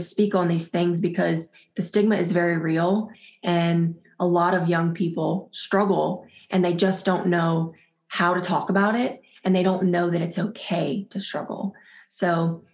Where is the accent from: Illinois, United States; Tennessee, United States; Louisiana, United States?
Louisiana, United States; South; I am from South Louisiana, born and raised here.